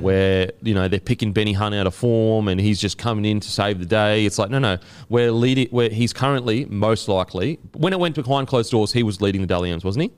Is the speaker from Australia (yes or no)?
yes; Queensland, Australia; as a Queenslander